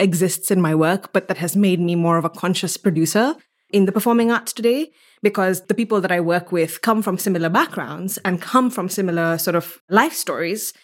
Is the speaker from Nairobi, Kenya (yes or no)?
no; Mombasa, Mombasa County, Kenya; moved away as an adult; now in Stanford, United States; I'm from Mombasa, Kenya. I was born and raised in this, it's an island city.